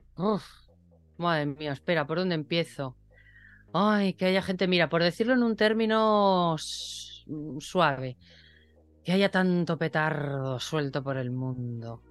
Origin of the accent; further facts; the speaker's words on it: Torrelavega, Cantabria, Spain; yo era una niña que creció en un pueblo. Hoy ese pueblo es un poquito más grande, ya que está unido a, la ciudad de Torre la Vega... pero mi pueblo se llama Tanos